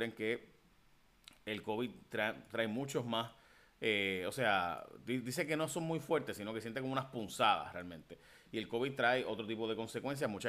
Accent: Chicago, Illinois, United States; born there; yo me siento inmigrante y nací en Estados Unidos, nací en Chicago.

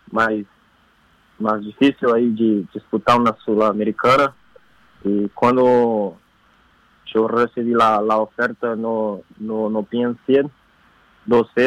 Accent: São Paulo, Brazil; Spanish is a second language; Yo soy de São Paulo. De São Pablo. Paulo. Interior de São Paulo.

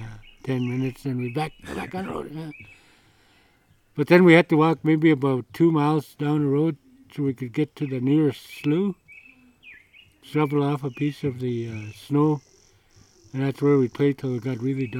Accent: Kenya; And I was just like a little kid. I was like from Kenya.

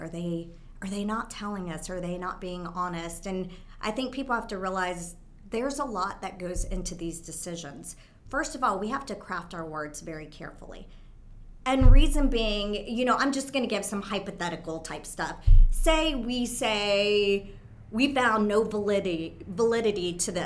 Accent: Texas, United States; moved away; also born or lived in California; I was born here in Texas. And so I came back to Texas

